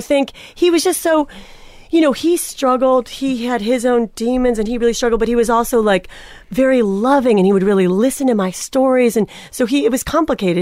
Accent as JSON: {"language": "English", "town": "Cleveland", "region": "Ohio", "country": "United States", "tie": "born or raised there", "said": "I was born and raised in Cleveland, Ohio"}